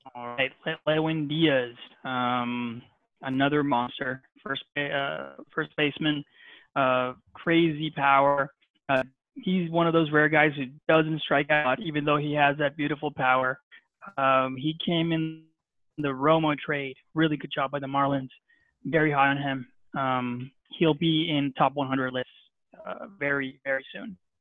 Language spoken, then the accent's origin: English; Barranquilla, Atlántico, Colombia; I'm from Barranquilla, Colombia.